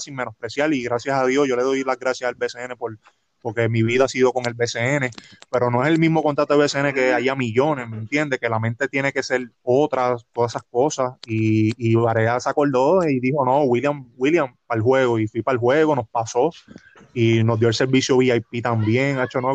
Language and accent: Spanish; Trujillo Alto, Puerto Rico; aquí en Trujillo Alto, que es el pueblo donde yo toda mi vida he vivido